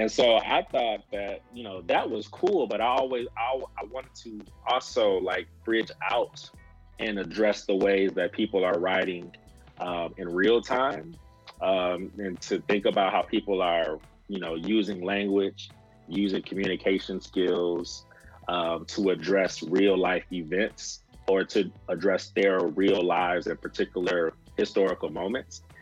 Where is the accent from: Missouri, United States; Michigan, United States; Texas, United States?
Michigan, United States; Saginaw; moved away as an adult; also born or lived in Mississippi / New Jersey / Pennsylvania; now in Kentucky, United States; I'm originally from Saginaw, Michigan